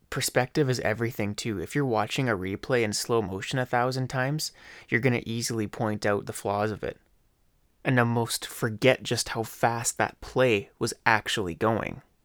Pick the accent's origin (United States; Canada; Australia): Canada; Leduc, Alberta; I love my hometown, Laduca, Alberta. This is my home. I've been here since day one